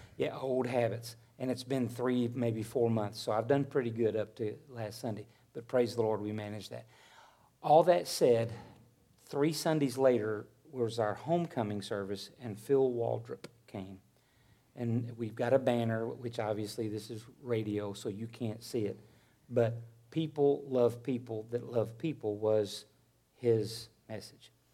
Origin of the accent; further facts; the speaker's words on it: Arkansas, United States; now in Missouri, United States; When I was raised in Arkansas, I thought that I would never leave it